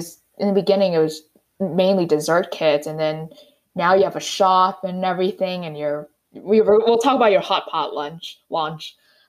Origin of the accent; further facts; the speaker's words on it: New York City, New York, United States; moved away; I don't know how to drive and I'm from New York City.